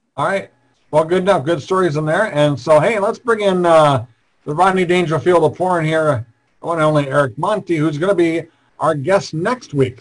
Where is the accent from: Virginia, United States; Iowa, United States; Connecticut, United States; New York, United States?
Iowa, United States; I'm from Iowa